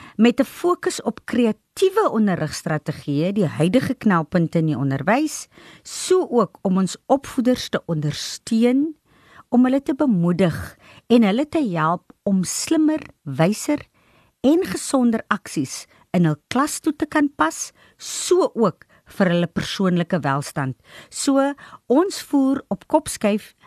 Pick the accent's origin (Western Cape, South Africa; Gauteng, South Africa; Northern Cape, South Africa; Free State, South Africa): Northern Cape, South Africa; Nababeep; Ek was ook gebore in in die Noord-Kaap in Namakoland en in Nababie gebly